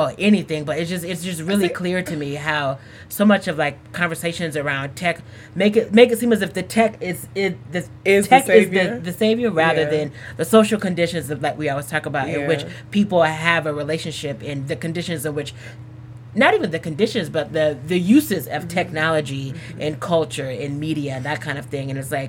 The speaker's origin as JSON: {"language": "English", "region": "Texas", "country": "United States", "tie": "born or raised there", "moved": "yes", "said": "I lived in Texas for a long time, even mm-hmm. Central Texas."}